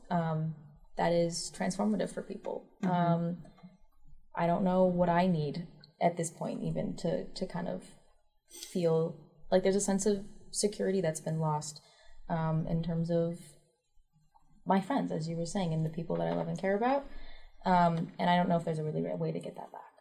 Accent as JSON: {"language": "English", "town": "East Lansing", "region": "Michigan", "country": "United States", "tie": "born or raised there", "said": "I'm from East Lansing, Michigan. That is a place that I went to high school"}